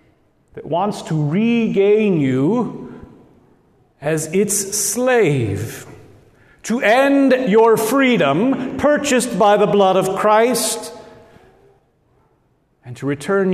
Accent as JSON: {"language": "English", "town": "Lincoln", "region": "Nebraska", "country": "United States", "tie": "born or raised there", "accent": "Midwestern Nebraska", "said": "both my brother Craig and I were raised here in Lincoln. Our parents are both Nebraskans, and they taught us to speak in that normal Midwestern Nebraska accent."}